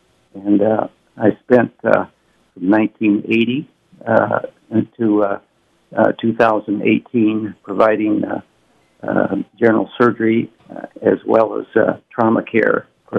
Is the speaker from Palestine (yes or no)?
no; Ottawa, Iowa, United States; moved away as an adult; also born or lived in Omaha, Nebraska; now in Sioux City, United States; I grew up in Ottawa, Iowa, along with my brothers and sisters. There were nine of us total.